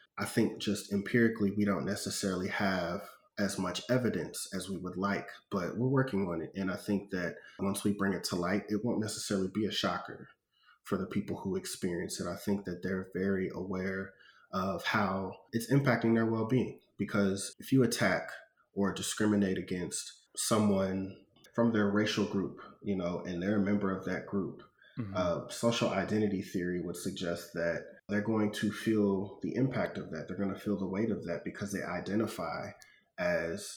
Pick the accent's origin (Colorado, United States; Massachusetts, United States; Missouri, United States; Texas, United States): Missouri, United States; St. Louis; growing up in St. Louis